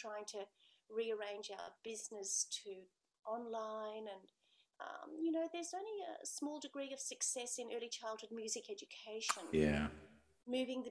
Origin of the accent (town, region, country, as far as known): Australia; born or raised there